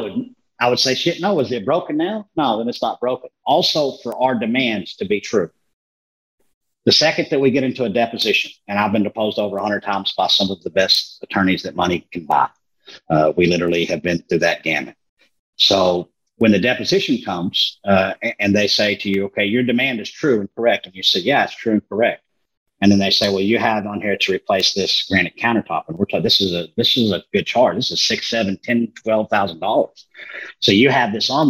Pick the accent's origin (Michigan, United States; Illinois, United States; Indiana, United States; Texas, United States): Texas, United States; I'm from Texas